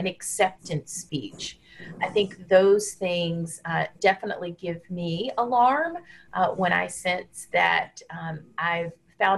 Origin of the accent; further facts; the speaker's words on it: Deep South, United States; now in Washington, D.C., United States; I grew up in the Deep South in the United States and still live in a southern city, the District of Columbia